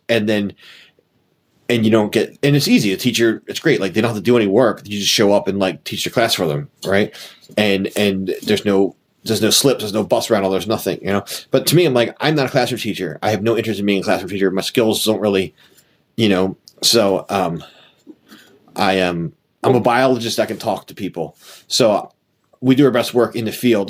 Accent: Philadelphia, Pennsylvania, United States; as a Philadelphian

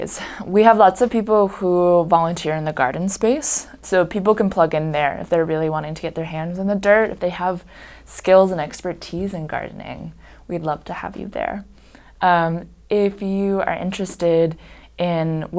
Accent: Bloomington, Indiana, United States; I've grew up here.

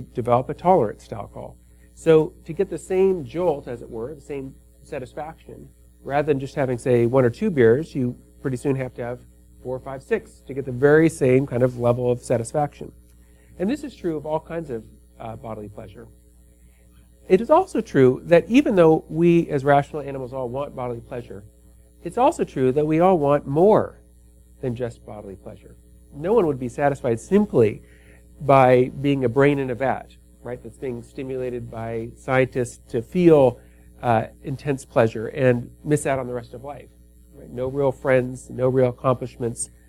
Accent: Los Angeles, California, United States; I come from Los Angeles

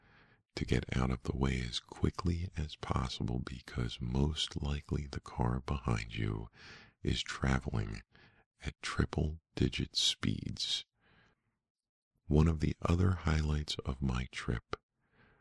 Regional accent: United States; growing up in the United States, you're used to the 1700s and maybe the 1600s being historical

